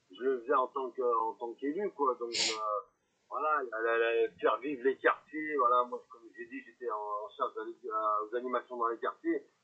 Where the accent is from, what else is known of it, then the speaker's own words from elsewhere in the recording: Lyon, Auvergne-Rhône-Alpes, France; moi, je suis un lyonnais, je suis un gerlandais.